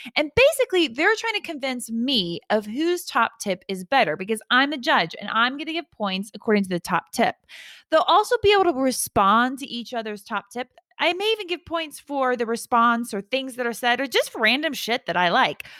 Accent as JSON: {"language": "English", "region": "Georgia", "country": "United States", "said": "I'm from, I'm from Georgia"}